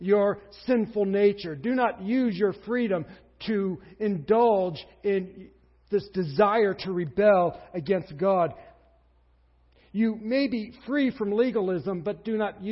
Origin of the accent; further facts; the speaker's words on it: United States; We're Americans